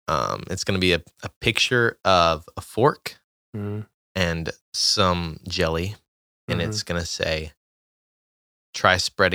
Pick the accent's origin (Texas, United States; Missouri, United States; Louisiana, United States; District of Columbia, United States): Texas, United States; near Vidor; So I grew up near Vider